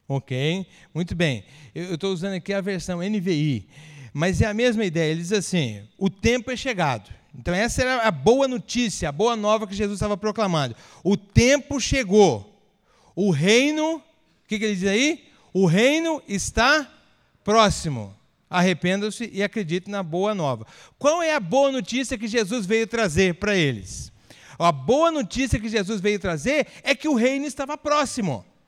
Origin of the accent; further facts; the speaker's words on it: Ibitirama, Espírito Santo, Brazil; moved away as an adult; also born or lived in Campinas / Santa Bárbara d'Oeste; Eu sou capixaba de nascimento, nasci numa cidade muito importante lá do estado do Espírito Santo